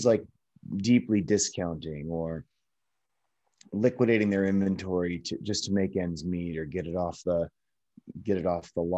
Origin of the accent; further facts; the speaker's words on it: Chicago, Illinois, United States; now in Los Angeles, United States; I'm from Chicago originally, and now I live in Los Angeles